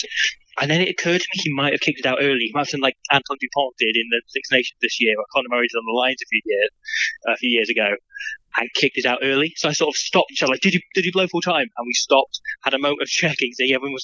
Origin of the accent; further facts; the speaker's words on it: Nottingham, East Midlands, United Kingdom; I grew up in Nottingham